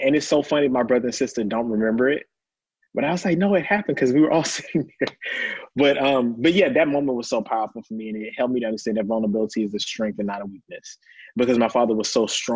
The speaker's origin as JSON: {"language": "English", "town": "Lancaster", "region": "Texas", "country": "United States", "said": "I'm a country boy. I'm from Lancaster, Texas"}